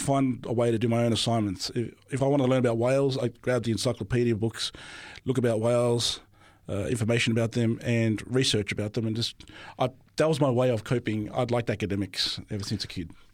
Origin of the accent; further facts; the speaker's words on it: Sydney, New South Wales, Australia; also born or lived in Melbourne, Victoria; I only lived there for about five years. until my father decided to move us all to New South Wales, where I'm currently at ever since then.